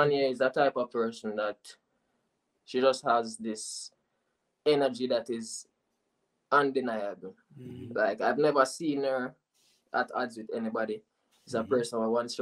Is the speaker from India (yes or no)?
no; Falmouth, Trelawny, Jamaica; I am from Falmouth